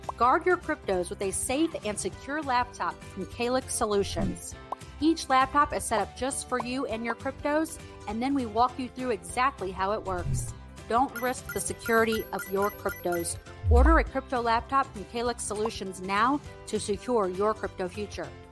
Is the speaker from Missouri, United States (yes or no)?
yes; St. Louis, Missouri, United States; moved away as an adult; now in Florida, United States; St. Louis will always be my hometown.